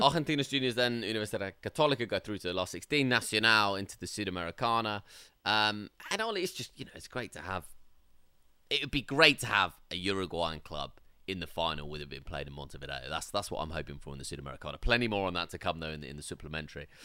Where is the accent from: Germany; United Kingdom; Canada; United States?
United Kingdom; England; we're from England